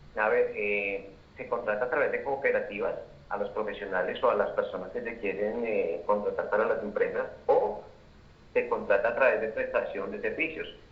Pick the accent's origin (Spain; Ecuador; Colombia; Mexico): Colombia; now in Bogotá, Colombia; nosotros como trabajadores colombianos